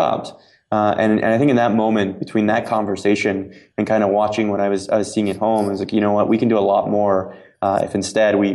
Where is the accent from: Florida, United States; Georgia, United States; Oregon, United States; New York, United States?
Florida, United States; Cape Canaveral; moved away; I'm from Cape Canaveral, Florida. And my dad, worked at the space program my entire adult life. He worked on the solid rocket boosters. And when they shut down the manned space program, he, as well as a lot of people in the town that I grew up